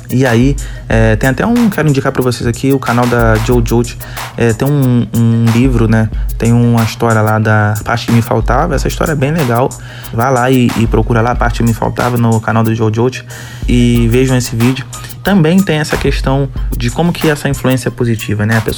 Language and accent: Portuguese; Rio de Janeiro, Brazil; accent: carioca; Eu tava bem mais puxado meu sotaque carioca.